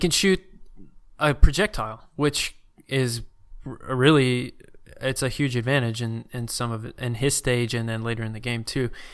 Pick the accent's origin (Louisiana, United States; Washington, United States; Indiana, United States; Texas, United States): Louisiana, United States; also born or lived in Arkansas; I'd say I'm from Louisiana if someone asked me